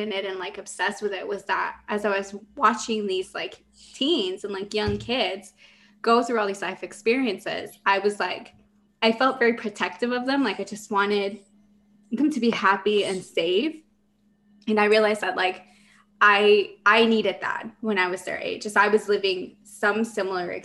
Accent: Los Angeles, California, United States; moved away as an adult; also born or lived in Mexico; now in San Diego, United States; I'm Mexican. I was born in Mexico, moved here with my family when I was 8. And I grew up in the San Fernando Valley

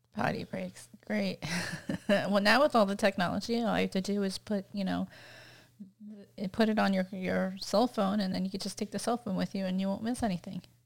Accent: Sarasota, Florida, United States; I grew up near Tampa Bay

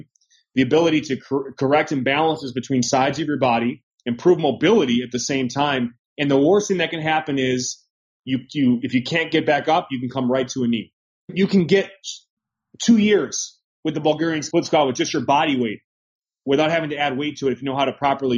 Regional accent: United States; as an American, it's that American mindset

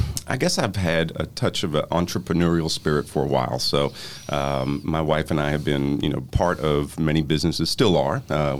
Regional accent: New Orleans, Louisiana, United States; I'm from New Orleans

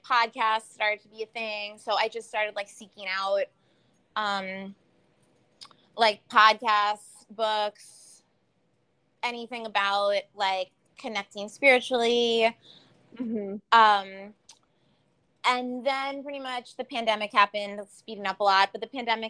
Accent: New York, United States; also born or lived in California; we're from New York.

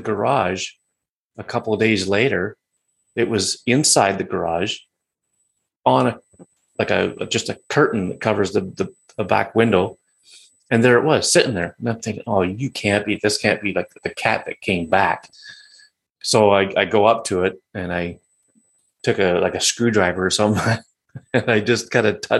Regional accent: Georgian Bay, Ontario, Canada; the Georgian Bay that I live on, that my hometown is on

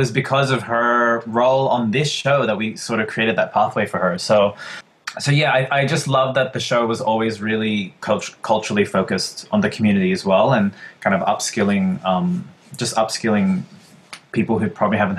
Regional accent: Philippines; Obviously, we skewed Filipino. Like, we have this talented cast. We're all Filipino.

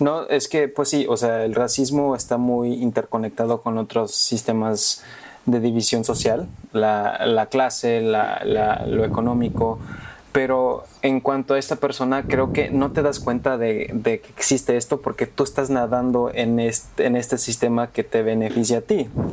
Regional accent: New York, United States; also born or lived in Mexico; Sí, nací en México y me, mudé a Nueva York como a eso del casi tres años.

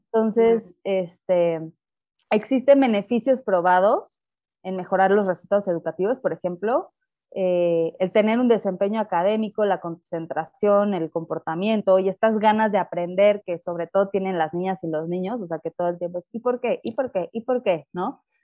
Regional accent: Mexico City, Mexico; soy de la Ciudad de México

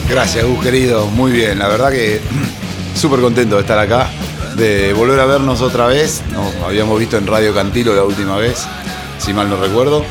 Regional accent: Salta, Argentina; moved away as an adult; now in La Plata, Argentina; Soy salteño.

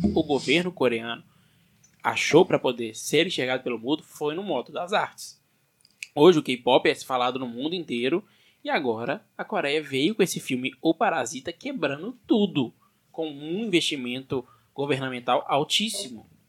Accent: Brazil

